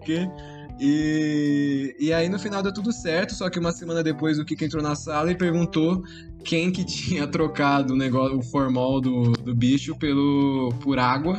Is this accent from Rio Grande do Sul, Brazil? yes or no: no; Santos, São Paulo, Brazil; a gente é de Santos, né? Então faz um calor da porra e todo mundo é de chinelo